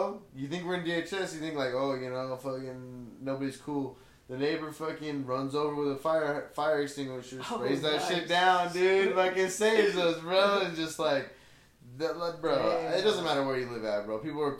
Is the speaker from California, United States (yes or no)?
yes; Blythe, California, United States; I grew up in Blythe. This reminds me of home, bro. Yeah. This is like home for me.